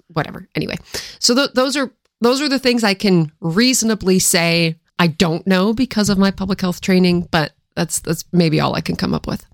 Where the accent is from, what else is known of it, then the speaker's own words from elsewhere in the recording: Washington, United States; moved away; also born or lived in Philadelphia; I grew up in Washington State